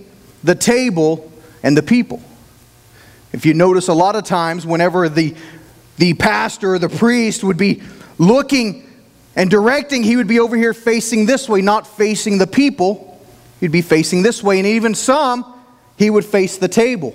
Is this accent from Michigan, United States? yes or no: no; Oklahoma, United States; accent: Oklahoma; I'm from Oklahoma